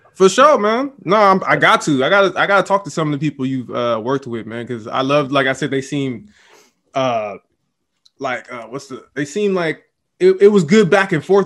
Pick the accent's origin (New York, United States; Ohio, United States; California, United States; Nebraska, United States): California, United States; the Bay Area; I'm from the Bay. Love being in the Bay